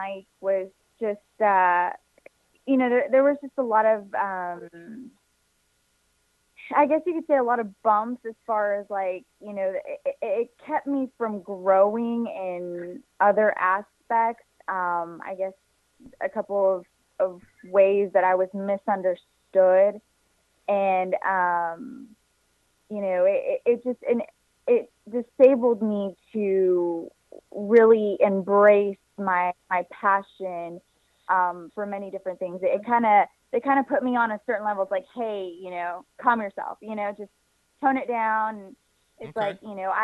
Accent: Houston, Texas, United States; I was born and raised here in Houston, Texas

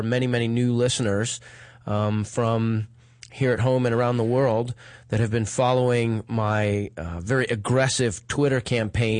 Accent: United States; as a citizen and as an American

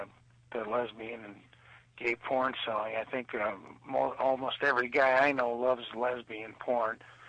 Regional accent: Chicago, Illinois, United States; I'm from Chicago and Midwest

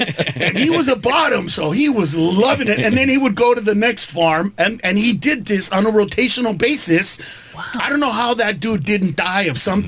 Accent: Honduras; Yeah, I grew up in Honduras for part of the time. So when I was in my mid-20s, I came home and I talked to my dad about gay.

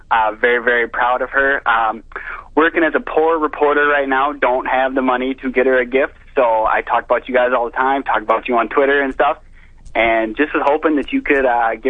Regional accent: South Dakota, United States; Yeah, we're from South Dakota.

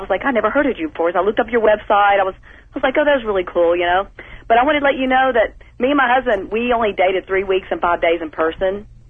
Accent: Texas, United States; moved away; also born or lived in Louisiana; I'm from Texas, right from Louisiana.

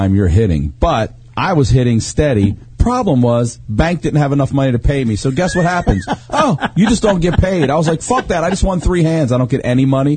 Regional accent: Eldersburg, Maryland, United States; There was a grocery store where I grew up in Eldersburg, out in Carroll County

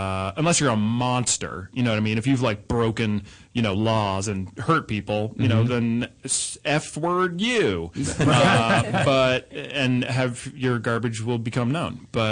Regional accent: United States; I'm of Irish descent. I mean, I was born in the United States, so are my parents

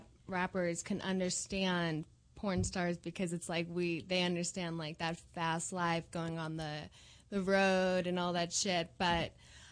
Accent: New York City, New York, United States; I'm from Queens.

